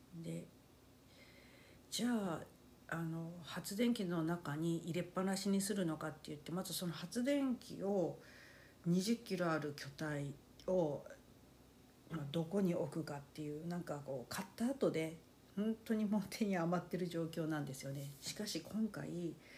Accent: Fukuoka, Japan; 幼い頃から ずっと福岡県

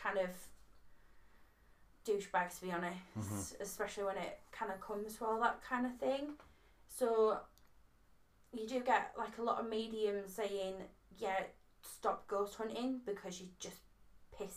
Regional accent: Whitby, Yorkshire and the Humber, United Kingdom; I'm from Whitby

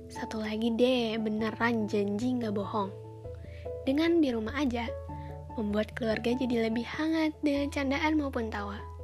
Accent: Karawang, West Java, Indonesia; Aku berasal dari kota Padi. Kalian tahu nggak? Iya, Karawang.

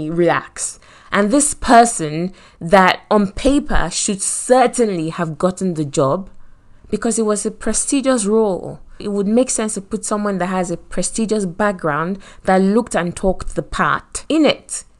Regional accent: Nigeria; accent: Nigerian; moved away as an adult; also born or lived in Lagos, Nigeria; now in United Kingdom; Me with my Nigerian accent

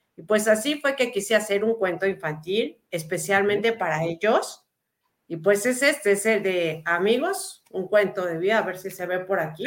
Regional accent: Mexico; also born or lived in Lebanon; nací en México, soy tercera generación, pero crecí con las pues historias de mis abuelos

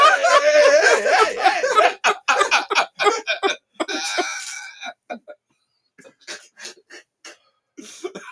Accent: Virginia, United States; moved away; I'm from Virginia. I got folks still in the country.

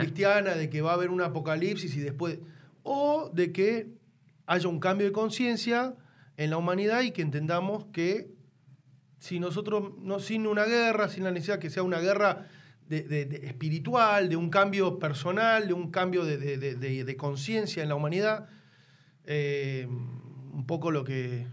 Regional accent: Tucumán, Argentina; yo me crié en Tucumán

